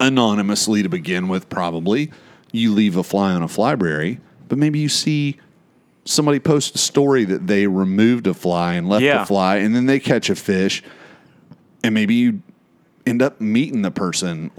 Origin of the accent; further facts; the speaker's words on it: Florida, United States; I'm from Florida.